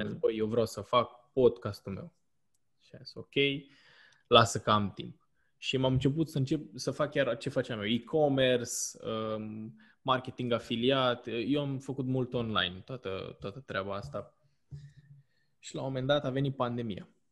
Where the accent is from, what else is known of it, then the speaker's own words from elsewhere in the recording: Romania; ca români